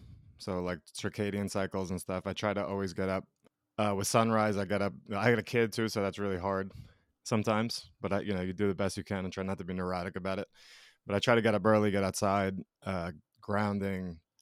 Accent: New York, United States; also born or lived in Colorado / Georgia; Yeah, I grew up in New York, in between like Brooklyn and Long Island.

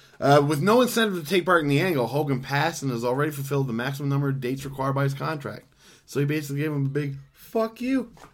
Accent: Canada; We're from Canada, in a part where we don't get El Rey.

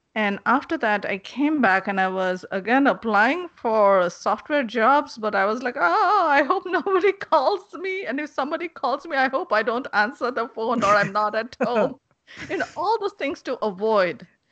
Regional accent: India; moved away; I'm originally from India.

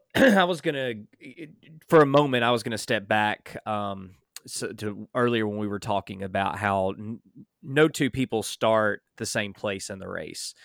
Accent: Alabama, United States; I grew up in Alabama

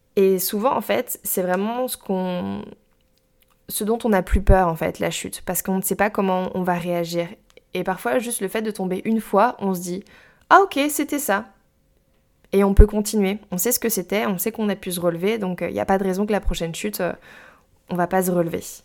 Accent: Brittany, France; j'ai grandi en Bretagne, au bord de l'eau sur la côte ouest.

